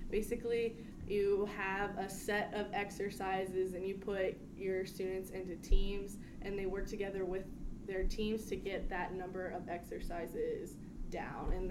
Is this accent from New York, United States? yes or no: no; King George, Virginia, United States; I'm from King George, Virginia